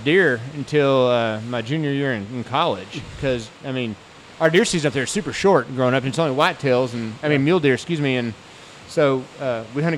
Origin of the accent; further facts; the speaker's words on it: Amarillo, Texas, United States; I grew up in Amarillo, Texas, born and raised